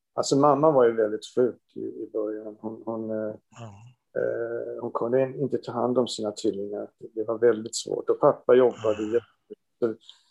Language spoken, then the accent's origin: Swedish; Rimbo, Stockholm County, Sweden; now in Stockholm, Sweden; jag föddes i Rimbo